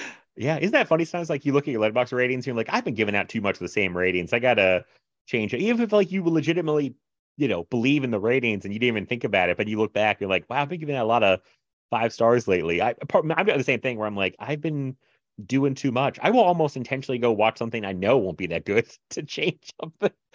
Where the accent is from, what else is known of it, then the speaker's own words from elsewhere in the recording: Chesapeake, Virginia, United States; also born or lived in Florida; I grew up the same place I live now, actually. Uh, Chesapeake, Virginia